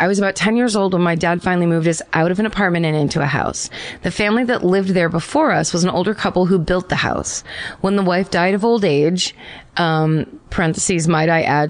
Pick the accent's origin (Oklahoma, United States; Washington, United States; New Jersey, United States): New Jersey, United States; Hamilton; So my ghost story haunting comes from my hometown of Hamilton, New Jersey.